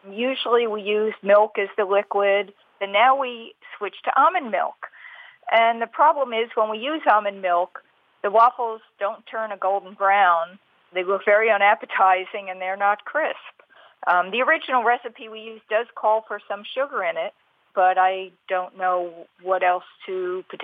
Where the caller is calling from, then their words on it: New Hampshire, United States; New Hampshire.